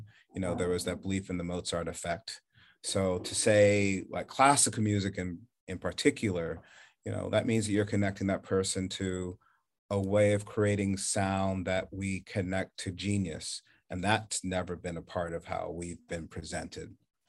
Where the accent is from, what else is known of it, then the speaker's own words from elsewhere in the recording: the North, United States; now in Charleston, United States; Moving there, I feared maybe the worst in living in the South growing up in the North.